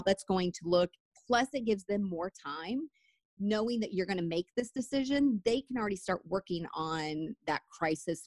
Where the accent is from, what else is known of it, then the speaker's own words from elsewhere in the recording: United States; as an American